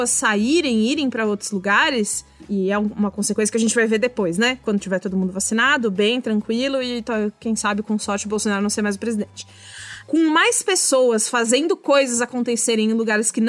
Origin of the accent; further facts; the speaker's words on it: São Paulo, Brazil; eu cresci em São Paulo dentro de um apartamento.